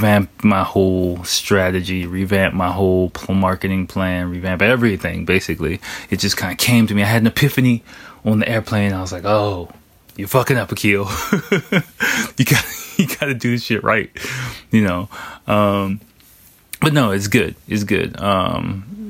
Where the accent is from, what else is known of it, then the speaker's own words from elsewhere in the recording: Washington, District of Columbia, United States; moved away as an adult; now in Japan; I took my family to my hometown of Washington, D.C. to visit my family